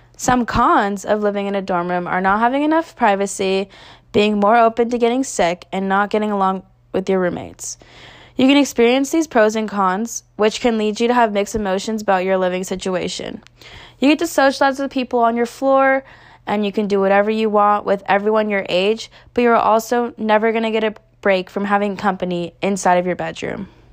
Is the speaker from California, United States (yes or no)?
yes; Northern California, United States; moved away as an adult; now in Tempe, United States; I am originally from Northern California, but decided to move to Arizona to further my education.